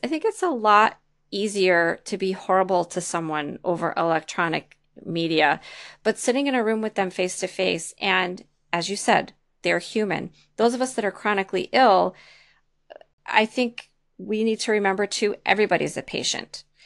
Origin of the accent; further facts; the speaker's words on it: Detroit, Michigan, United States; moved away; also born or lived in East Lansing, Michigan / Lansing, Michigan; I'm actually from the Detroit area